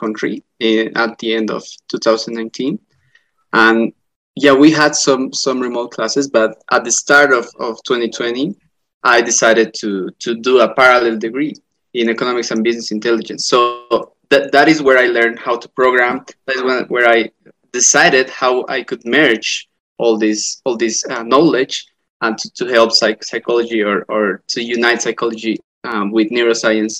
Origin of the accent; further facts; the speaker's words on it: La Paz, Bolivia; I am from La Paz, Bolivia